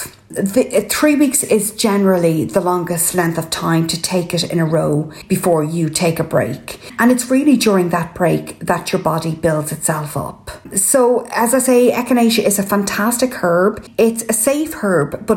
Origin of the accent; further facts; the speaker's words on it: Ireland; I'm …